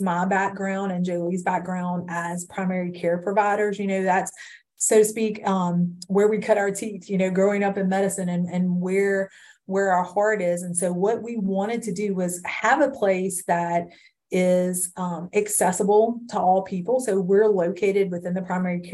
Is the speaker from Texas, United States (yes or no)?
no; Livingston, Louisiana, United States; I grew up in Livingston, went to college in Hammond